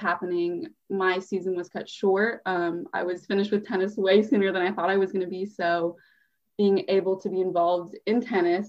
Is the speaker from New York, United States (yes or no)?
no; Santa Clarita, California, United States; I grew up in Santa Clarita, California, which is like an hour and a half from Long Beach